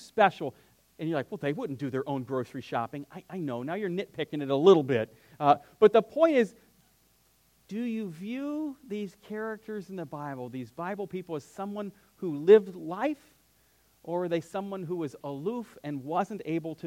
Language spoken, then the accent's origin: English; United States; born or raised there